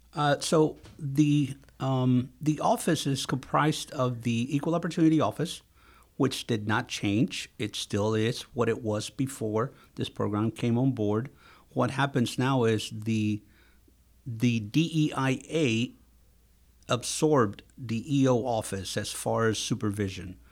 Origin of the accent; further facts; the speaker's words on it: Texas, United States; also born or lived in Mexico / Houston, Texas; I am originally from Mexico, uh, and, uh, I lived most of my youth in Texas